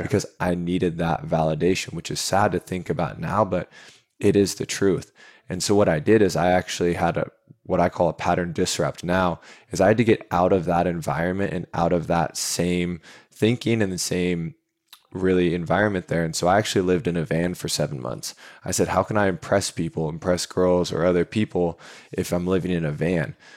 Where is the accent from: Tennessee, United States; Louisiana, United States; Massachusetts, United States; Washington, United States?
Washington, United States; Seattle; moved away as an adult; now in San Diego, United States; I grew up in Seattle, born and raised right next to the University of Washington there